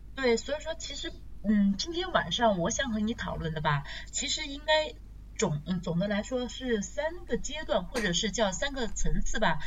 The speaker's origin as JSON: {"language": "Chinese", "country": "China", "said": "我们中国人"}